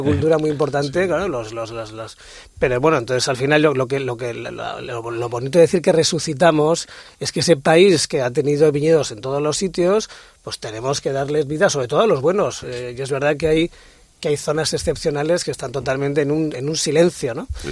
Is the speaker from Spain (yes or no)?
yes; Spain; also born or lived in Madrid; no he sido profeta en mi tierra y llevo 30 años dando la, tabarra fuera de mi país